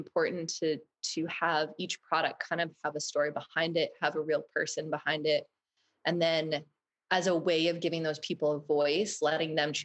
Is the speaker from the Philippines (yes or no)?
no; Maine, United States; I'm a Mainer. I grew up in Maine